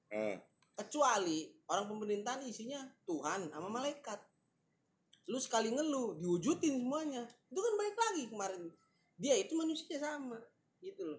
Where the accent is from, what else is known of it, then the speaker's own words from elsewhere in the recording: Jakarta, Indonesia; jujur ya gue orang Jakarta asli ya, tapi gue nggak suka sama orang-orang Jakarta yang sekarang nih